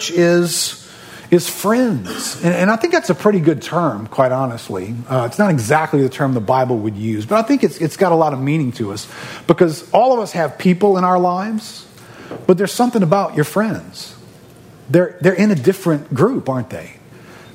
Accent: New Orleans, Louisiana, United States; I grew up here in New Orleans

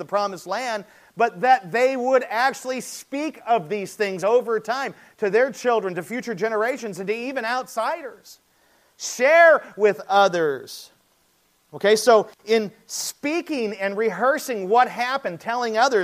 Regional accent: United States; We're Americans. We're American evangelicals

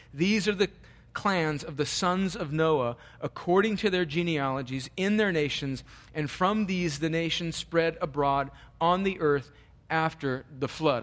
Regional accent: Southern California, United States; I grew up in Southern California

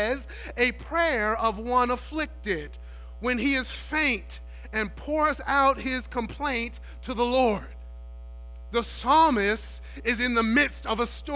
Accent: New York City, New York, United States; When I was young, growing up in New York City

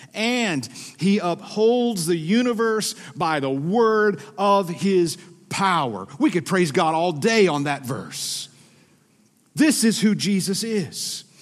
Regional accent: Georgia, United States; accent: Southern; moved away as an adult; now in Minnesota, United States; I'm originally from Georgia.

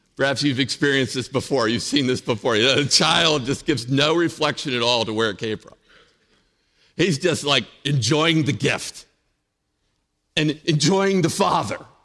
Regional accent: Indiana, Pennsylvania, United States; in Indiana, Pennsylvania. That's where I grew up, born and raised in Indiana.

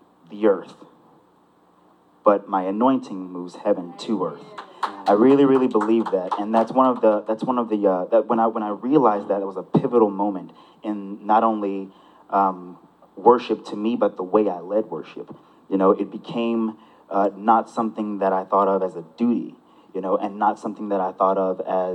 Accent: South Houston, Texas, United States; also born or lived in Pasadena, Texas; Grew up in the South Houston area. Went to South Houston High School for 2 years. Graduated from Pasadena Memorial High School

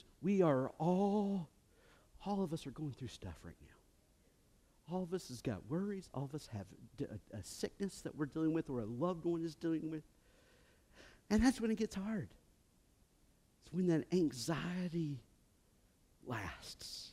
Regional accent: United States; I come from Woodford County. That's how I pronounce it

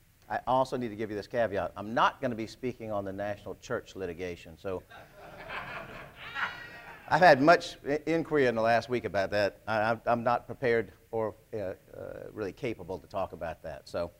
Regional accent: Camden, South Carolina, United States; moved away as an adult; also born or lived in Charleston, South Carolina; So you should know I was born here in Charleston. To Betty Hanahan Clark. This is my mother sitting here at the front table. And my father was Gene Scarborough, and he was from Columbia, South Carolina. We moved to Camden, South Carolina

